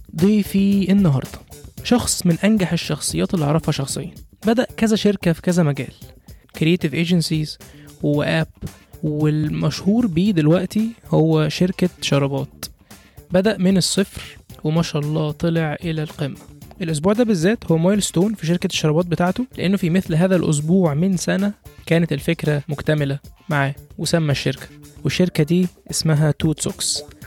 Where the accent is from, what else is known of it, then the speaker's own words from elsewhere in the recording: Egypt; moved away as an adult; now in United Kingdom; انا كواحد كمصري عايش في بلد زي بريطانيا